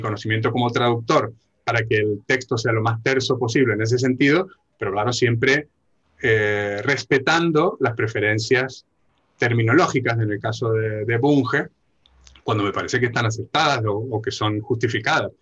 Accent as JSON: {"language": "Spanish", "country": "Argentina", "said": "como buen argentino"}